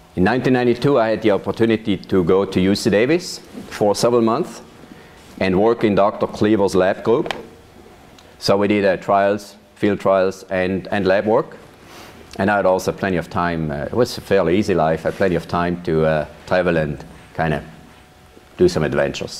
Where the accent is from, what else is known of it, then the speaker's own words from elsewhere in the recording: Weinfelden, Thurgau, Switzerland; now in Yamhill, United States; I was born and raised in Switzerland. I grew up on a farm in a town called Weinfelden.